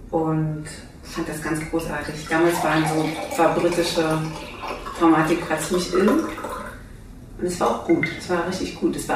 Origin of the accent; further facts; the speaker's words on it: Halle, Saxony-Anhalt, Germany; als wir unsere Studenten in Halle, wo ich herkomme, vom Theater, verabschiedet haben